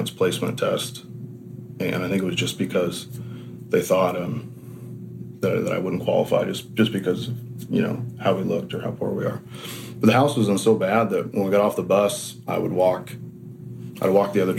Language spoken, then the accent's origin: English; Washington, United States; I was born in Washington State. I've never lived anywhere else